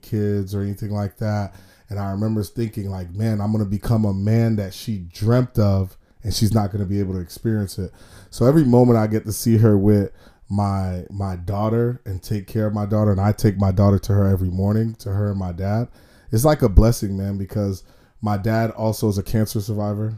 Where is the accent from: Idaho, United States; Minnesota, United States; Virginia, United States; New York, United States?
New York, United States; New York City; now in South Florida, United States; kid from Brooklyn, New York, two immigrant parents. You know, growing up in New York, you know, in the 90s